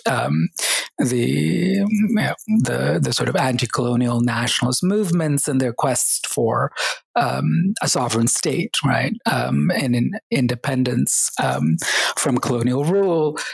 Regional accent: Oklahoma, United States; also born or lived in Kerala, India / upstate New York / Texas; we ended up growing up in the US uh, between upstate New York for a year and um, Texas and Oklahoma um, for um, many years. Um, so, finished high school in Oklahoma

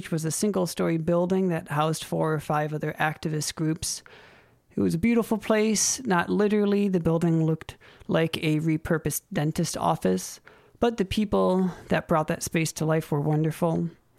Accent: Minnesota, United States; All right. Yes, I am from Minnesota

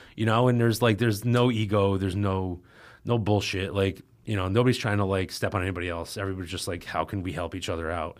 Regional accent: Albany, New York, United States; right outside of Albany

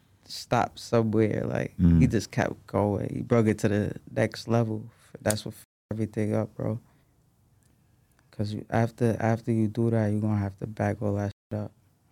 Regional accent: New York, United States; Like, that's regular in New York. Like, when you growing up in New York, bro, like, if you outside, if you in the streets, that's regular, bro.

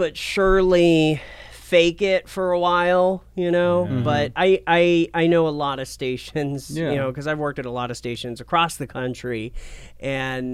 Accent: Portland, Oregon, United States; also born or lived in Asheville, North Carolina / New Mexico / Medford, Oregon; I grew up in Portland, Oregon

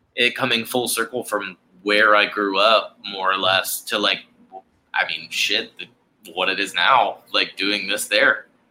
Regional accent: Charleston, South Carolina, United States; born and raised in Charleston, South Carolina, grew up playing hockey here in Charleston, South Carolina

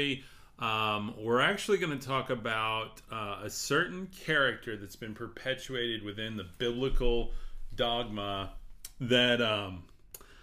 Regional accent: West Texas, United States; I'm from West Texas

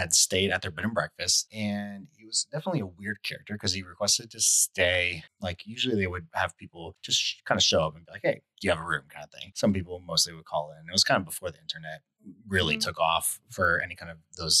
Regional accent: Arizona, United States; I grew up in Arizona. There really are no basements in Arizona

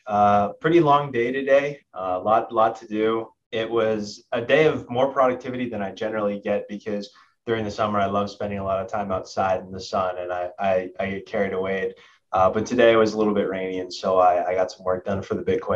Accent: Boston, Massachusetts, United States; I'm from Boston, just north, one of the suburbs a little bit north of Boston.

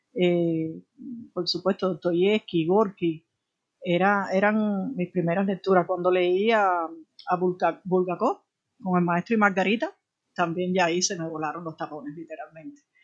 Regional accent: Havana, Cuba; en realidad yo nací en la periferia de Alamar

